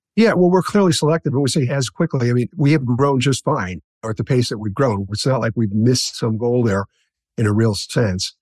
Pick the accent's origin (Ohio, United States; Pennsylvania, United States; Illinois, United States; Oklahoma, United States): Illinois, United States; Chicago; I grew up in Chicago, on the south side of Chicago, in a neighborhood called Roseland